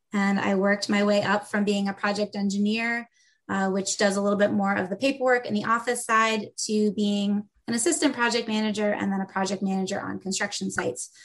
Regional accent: Massachusetts, United States; moved away; also born or lived in Syracuse, New York; I'm not from New York originally. I'm from Massachusetts.

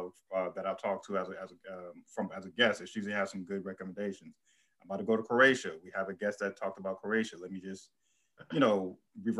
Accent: Bowie, Maryland, United States; just like Quanay, I'm from Maryland.

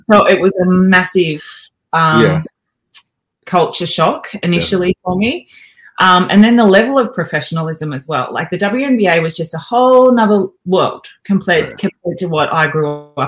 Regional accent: Albury, New South Wales, Australia; moved away as an adult; I'm a country kid. You know, I grew up in Albury.

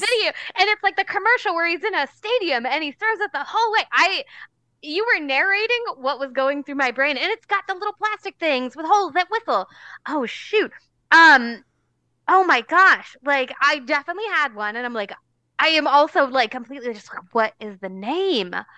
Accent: New Jersey, United States; I'm from New Jersey. The town I grew up in had a garbage dump

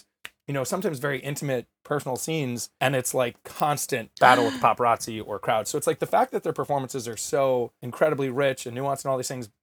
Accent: Westhampton, New York, United States; I grew up in the Hamptons, West Hampton, Worst Hampton, as they call it.

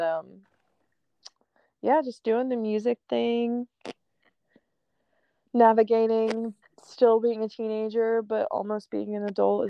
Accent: Philadelphia, Pennsylvania, United States; It's because I'm from Philly.

